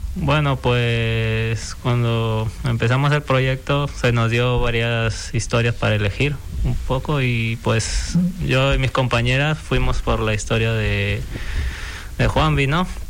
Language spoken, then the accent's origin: Spanish; Peru; moved away as an adult; now in Fuerteventura, Spain; yo soy peruano y estudié diseño gráfico allá